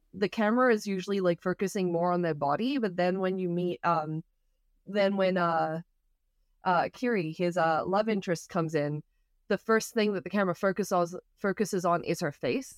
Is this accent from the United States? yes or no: no; Australia; moved away; I grew up in Australia